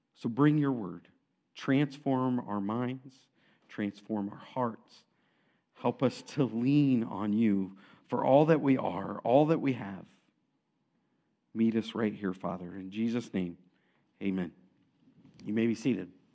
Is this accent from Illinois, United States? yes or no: yes; Aledo, Illinois, United States; I grew up in Alito